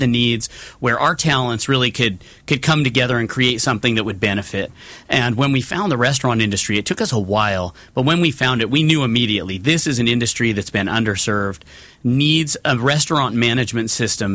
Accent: Northern California, United States; moved away as an adult; now in Orange County, United States; I grew up in Northern California in a smaller farming town

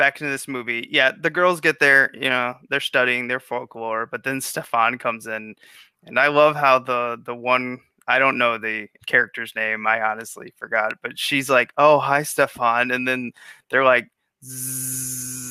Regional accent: Missouri, United States; moved away as an adult; now in Chicago, United States; I'm from Missouri

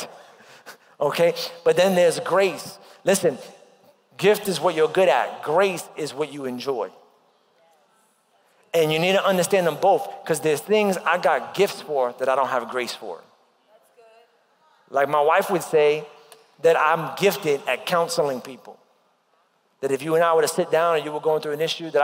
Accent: New York, United States; moved away; when I was growing up in New York.

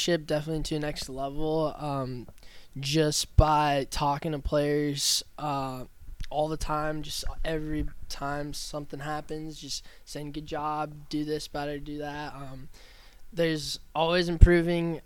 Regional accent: Omaha, Nebraska, United States; I'm from Omaha, Nebraska

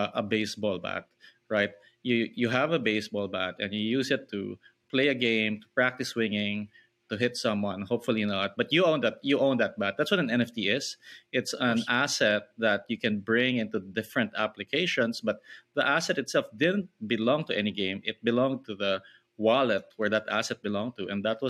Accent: Philippines; I grew up in the Philippines

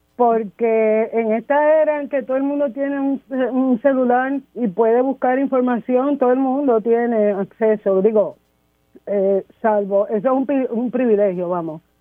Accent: Puerto Rico; yo soy de San José

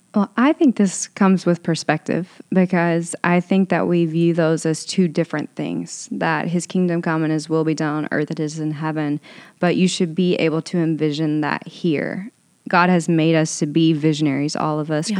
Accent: Owensboro, Kentucky, United States; now in Los Angeles, United States; I grew up in Owensboro, Kentucky, so super small town, very conservative.

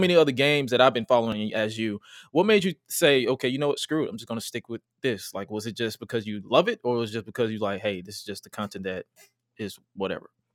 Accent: Atlanta, Georgia, United States; I'm from, I'm from Atlanta, G

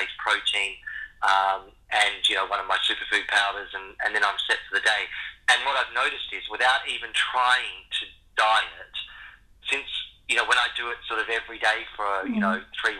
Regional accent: Western Australia, Australia; moved away; also born or lived in Sydney / London; I grew up in Western Australia and I was in nature an awful lot. But then as my life's gone on and I've lived in bigger cities in Sydney

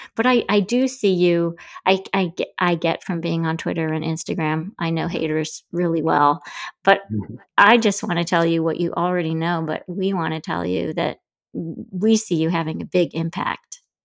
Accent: Grand Rapids, Michigan, United States; I grew up in Grand Rapids, Michigan

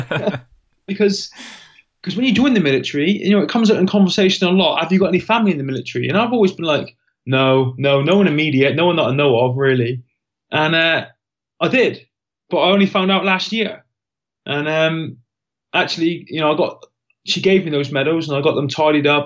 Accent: Plymouth, South West England, United Kingdom; Born and bred in Plymouth

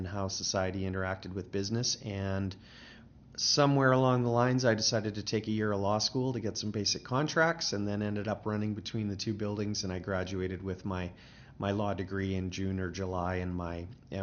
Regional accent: British Columbia, Canada; moved away as an adult; now in Calgary, Canada; I'm originally from British Columbia

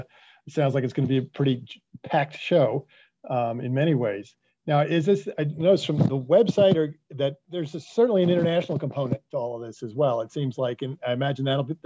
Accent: New York City, New York, United States; Actually, I'm from the Bronx

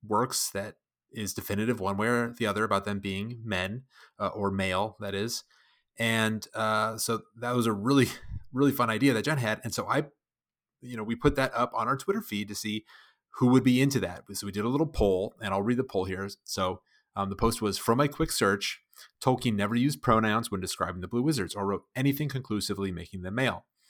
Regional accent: United States; I'm an American

